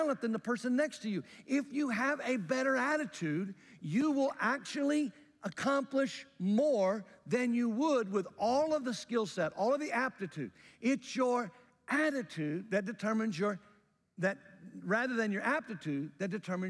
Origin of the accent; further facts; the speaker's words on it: Jackson, Mississippi, United States; When I was a young guy, growing up in Mississippi